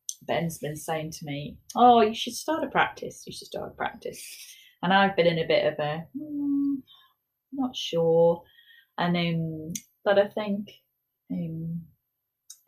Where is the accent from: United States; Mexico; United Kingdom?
United Kingdom; moved away as an adult; now in Wellington, New Zealand; I'm a British architect